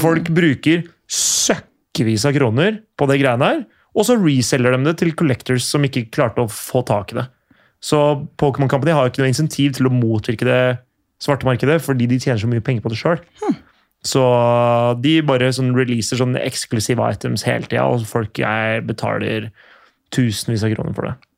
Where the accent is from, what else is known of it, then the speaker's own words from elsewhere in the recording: Skiptvet, Østfold, Norway; da jeg vokste opp, i Skiptvet